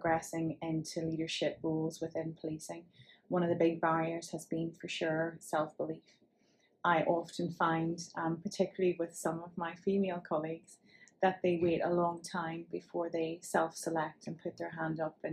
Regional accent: Northern Ireland, United Kingdom; given from my accent. You can tell I hail from Northern Ireland

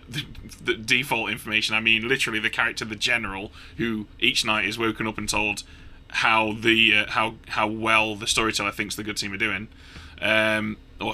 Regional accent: United Kingdom; I'm British

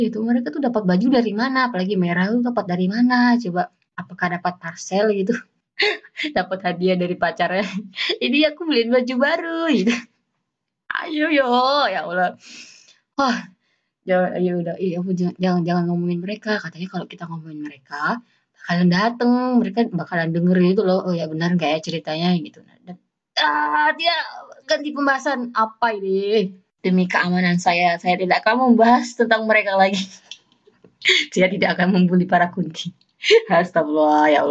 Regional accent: Mempawah, West Kalimantan, Indonesia; aku kan asal dari Kalimantan Barat ya Pontianak ya Pontianak itu kota aja lah gitu ya aku juga kota sih Mempawah

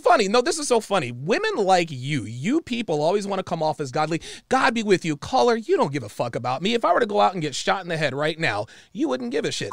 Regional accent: United States; I am black American

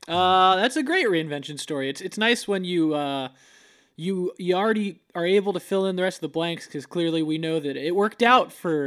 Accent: Florida, United States; moved away; We're both from Florida

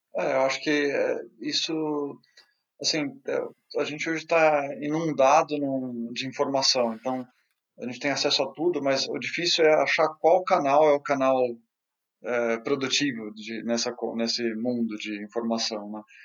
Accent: Brazil; moved away as an adult; also born or lived in China; now in Vienna, Austria

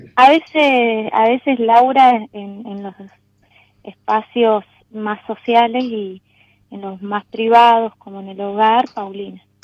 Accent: Neuquén, Argentina; Nací, viví siempre acá

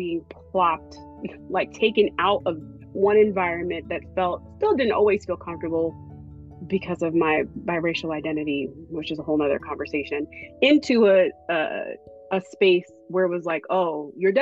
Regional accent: Hillside, New Jersey, United States; moved away as an adult; also born or lived in New York; my hometown is Hillside, New Jersey.

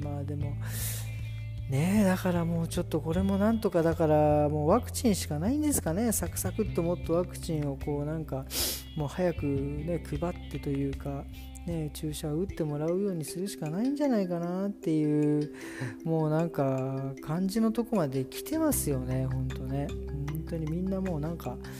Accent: Japan; moved away as an adult; also born or lived in Frankfurt, Germany; now in Germany

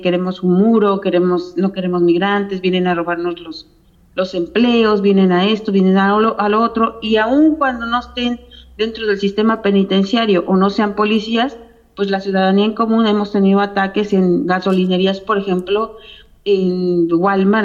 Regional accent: Cuernavaca, Morelos, Mexico; moved away as an adult; now in Georgia, United States; soy originaria de Cuernavaca, Morelos, y tengo ya viviendo en Estados Unidos 22 años

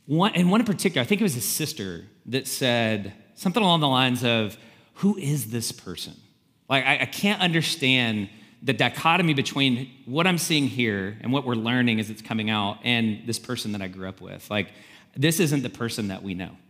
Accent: the South, United States; So we're from the South, and Alex Murdaugh was uh, from this powerful family of lawyers in the low country of South Carolina.

